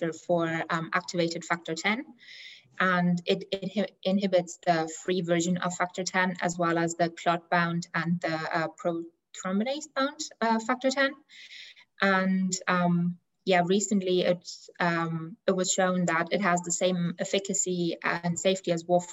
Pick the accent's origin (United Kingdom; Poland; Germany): Germany; moved away as an adult; now in Dublin, Ireland; I'm originally from Germany